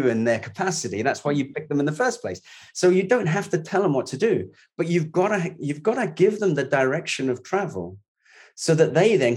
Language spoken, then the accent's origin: English; London, United Kingdom; I was born in the East End. I left school at 16, didn't go to university.